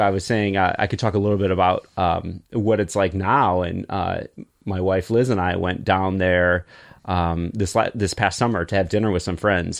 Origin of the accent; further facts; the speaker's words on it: Michigan, United States; born or raised there